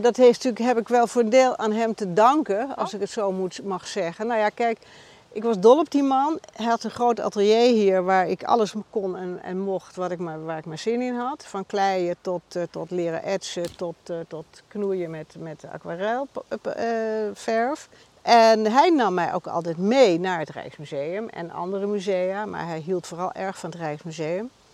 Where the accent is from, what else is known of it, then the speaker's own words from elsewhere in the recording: Amsterdam, North Holland, Netherlands; also born or lived in Bergen; ik ben in Amsterdam geboren